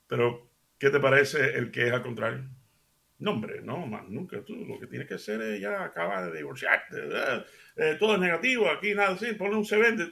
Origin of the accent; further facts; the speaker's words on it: Seville, Andalusia, Spain; moved away; yo soy un americano criado de padres cubanos, criado en Sevilla, España